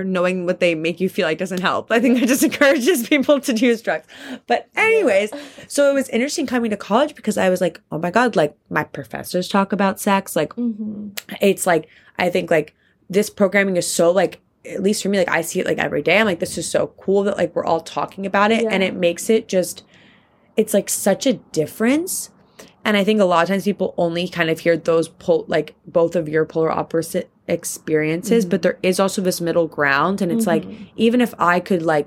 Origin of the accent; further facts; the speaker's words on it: Pennsylvania, United States; I'm from Pennsylvania